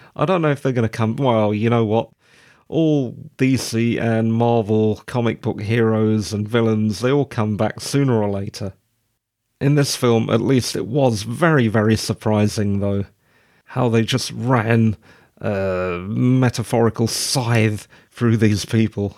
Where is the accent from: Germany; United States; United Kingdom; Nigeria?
United Kingdom; Being a Brit